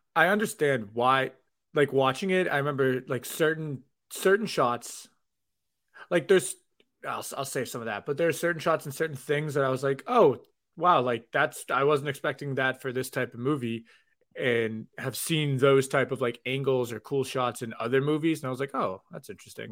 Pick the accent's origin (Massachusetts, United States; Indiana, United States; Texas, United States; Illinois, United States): Massachusetts, United States; Boston; my hometown pieces